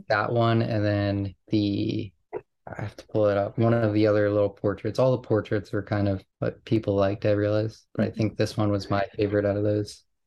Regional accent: New York, United States; growing up in New York

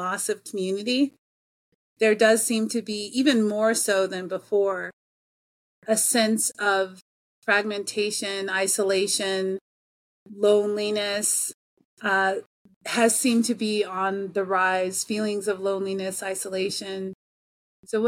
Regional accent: Colorado, United States; moved away as an adult; also born or lived in Japan; I'm coming back after 20 years of not being in American culture, being in culture in Colorado

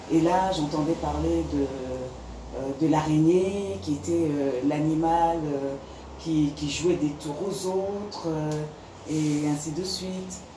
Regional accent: France; parce que je viens de France aussi

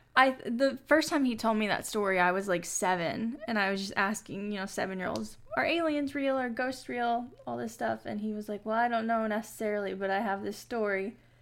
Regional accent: Kentucky, United States; we're from Kentucky

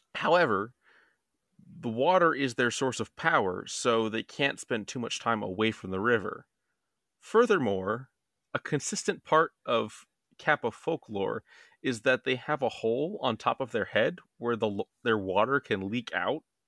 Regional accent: Maryland, United States; we're from Maryland

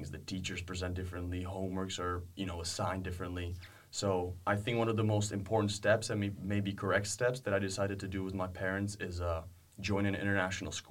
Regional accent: Prague, Czechia; English is a second language; Um, I'm 22 years old. I'm currently a senior at uh, William Woods University, and I'm um, from here. I'm from Pra

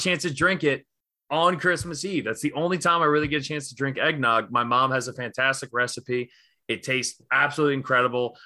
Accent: Northeast, United States; I grew up in the Northeast

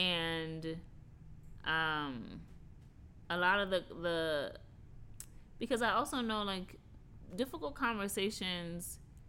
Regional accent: New York City, New York, United States; moved away as an adult; now in Pennsylvania, United States; growing up in New York

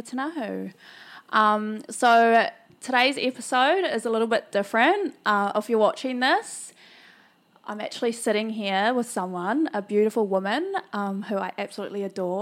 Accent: Hawke's Bay, New Zealand; now in Brisbane, Australia; Kiana and I actually met each other back in my hometown, Hawke's

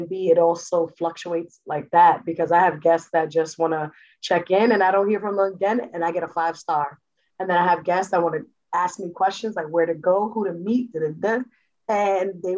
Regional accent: New York City, New York, United States; also born or lived in Jacksonville, Florida; I'm from originally the Bronx, New York

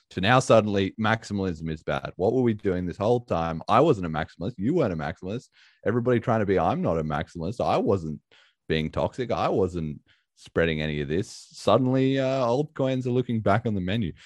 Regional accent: Australia; being an Aussie

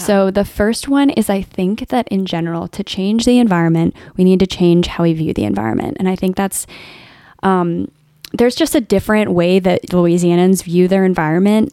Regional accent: Alexandria, Virginia, United States; moved away as an adult; also born or lived in San Francisco; now in Baton Rouge, United States; I grew up in Alexandria, Virginia

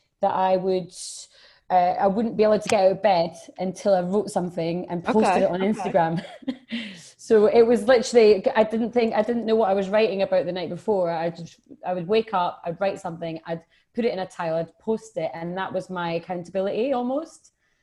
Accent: Edinburgh, Scotland, United Kingdom; I'm from Edinburgh

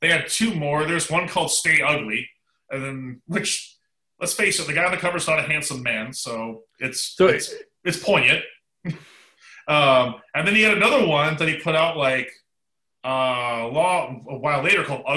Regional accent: Canada; from my home country of Canada

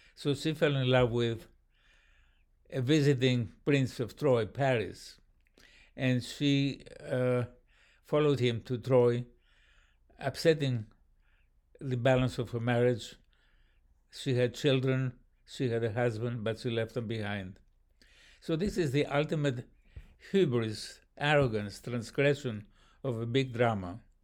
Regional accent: Athens, Attica, Greece; in Athens, my hometown.

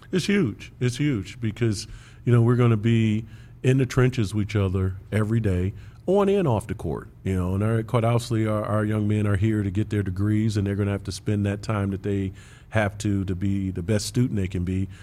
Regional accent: Big Ten country, Midwest, United States; I grew up in Big Ten country

